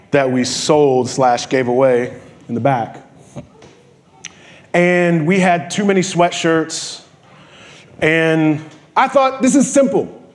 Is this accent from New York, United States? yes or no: yes; New York, United States; born there; I, I was born in New York. I, I, I moved back here.